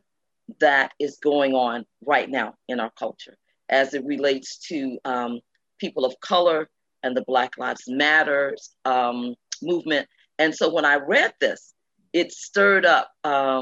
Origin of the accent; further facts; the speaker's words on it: Chicago, Illinois, United States; being raised in Chicago